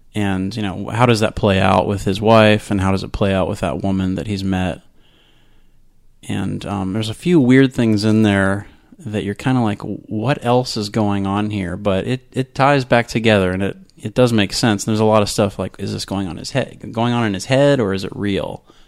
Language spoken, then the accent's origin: English; Florida, United States; also born or lived in Tampa, Florida / Maryland / Orange, California; I've almost been a Floridian all my life, but not quite. I was born in Tampa